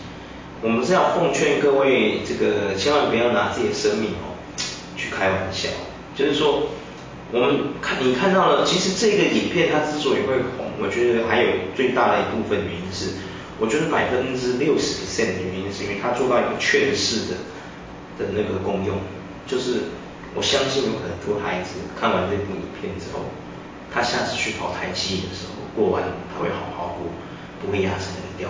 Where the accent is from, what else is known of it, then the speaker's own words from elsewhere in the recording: Taiwan; 因为其实我们台湾很早期，我讲真的，柯受良你知道吗？嗯。柯受良是我们台湾人，柯有伦的爸爸。